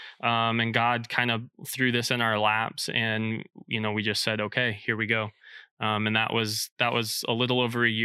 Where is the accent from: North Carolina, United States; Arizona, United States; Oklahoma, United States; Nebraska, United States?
Nebraska, United States; Blair; moved away as an adult; now in Lincoln, United States; originally from Blair, Nebraska. So just north of Omaha, my dad was a teacher and coach there at the high school